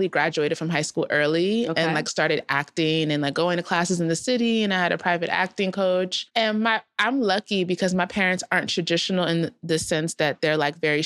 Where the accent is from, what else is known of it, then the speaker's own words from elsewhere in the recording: South Orange, New Jersey, United States; moved away as an adult; also born or lived in Philadelphia; I grew up in South Orange, New Jersey